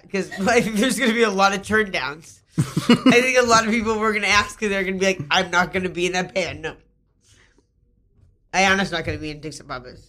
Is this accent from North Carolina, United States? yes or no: no; Massachusetts, United States; also born or lived in Rhode Island; I grew up in Massachusetts.